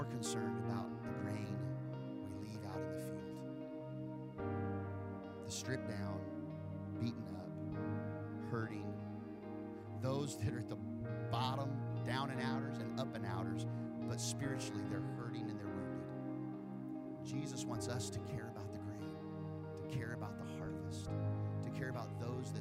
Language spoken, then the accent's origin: English; Wichita, Kansas, United States; moved away; I grew up in Kansas, and Kansas is known as the wheat state.